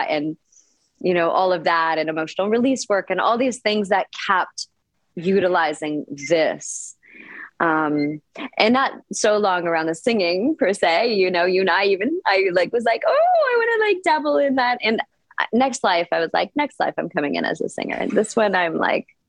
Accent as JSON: {"language": "English", "country": "Canada", "tie": "born or raised there", "also_born_or_lived": "Punjab, India (ancestry)", "moved": "yes", "lives_now": "Costa Rica", "said": "My parents are both from Punjab, India, from the north of India. And they came to Canada, and then I was born in Canada."}